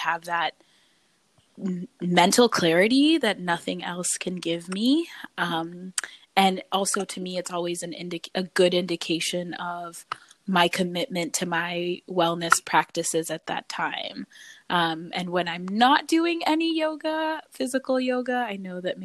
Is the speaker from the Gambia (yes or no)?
yes; Gambia; now in United States; I am originally from the Gambia, West Africa, but have been around a lot of places in the U.S. since then.